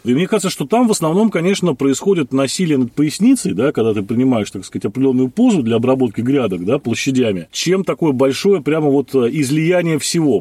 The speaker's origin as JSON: {"language": "Russian", "region": "Saint Petersburg", "country": "Russia", "said": "Я, так сказать, ленинградец там уже в четвёртом поколении, поэтому вся моя семья так или иначе была этим затронута"}